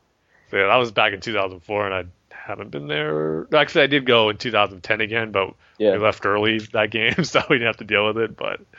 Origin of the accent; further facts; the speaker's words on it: Alhambra, California, United States; I'm from You could just say Los Angeles, that's the one everyone knows, but the city where I grew up in was called Alhambra. And it's kind of near Pasadena, which is kind of a big city, I guess.